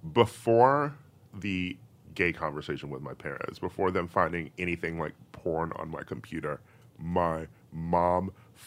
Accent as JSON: {"language": "English", "town": "Milwaukee", "region": "Wisconsin", "country": "United States", "said": "I am from Milwaukee."}